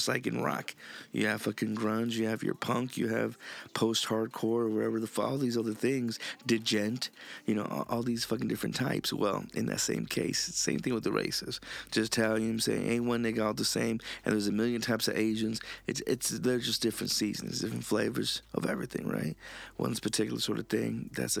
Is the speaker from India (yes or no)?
no; Honduras; And motherfuckers just looking at me like, no, nigga, I'm from Honduras.